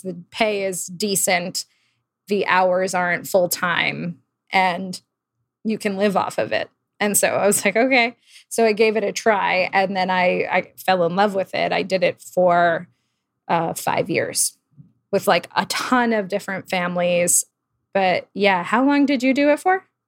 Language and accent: English; Old Bridge, New Jersey, United States; now in New York, United States; I grew up in New Jersey, um, in a town called Old Bridge